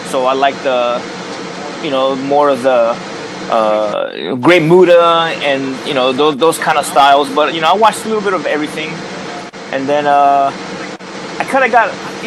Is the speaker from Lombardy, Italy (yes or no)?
no; Agrigento, Sicily, Italy; moved away; I was born in Agrigento, Sicily